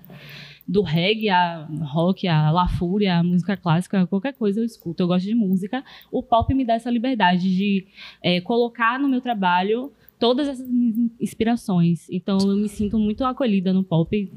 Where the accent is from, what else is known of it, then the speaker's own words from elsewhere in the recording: Northeast Region, Brazil; eu sou nordestino